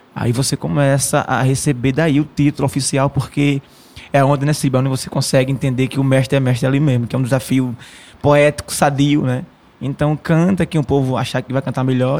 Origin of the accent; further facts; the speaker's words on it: Mata Norte, Pernambuco, Brazil; meu povo lá, a Mata Norte em geral